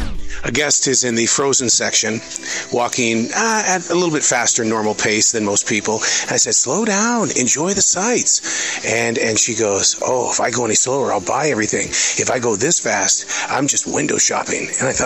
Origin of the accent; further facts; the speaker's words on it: Montana, United States; The Southerner is going to come out in me, and I'm from Montana.